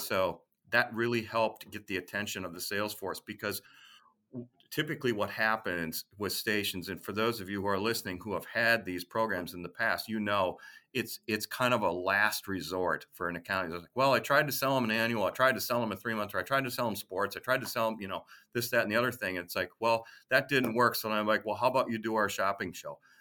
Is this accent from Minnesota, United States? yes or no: yes; Minneapolis, Minnesota, United States; I grew up in Minneapolis, Saint Paul, and that's where I wanted to settle